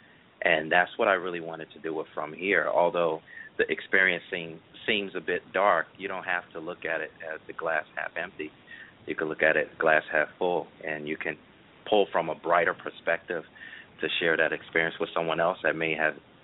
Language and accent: English; Brooklyn, New York, United States; also born or lived in Queens, New York / Norfolk, Virginia; now in Orlando, United States; I am originally from Brooklyn, New York